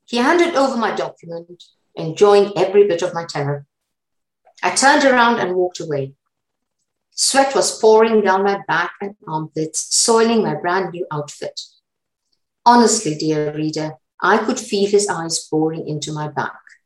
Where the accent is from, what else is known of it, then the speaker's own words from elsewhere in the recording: Uganda; now in United Kingdom; I was born in Uganda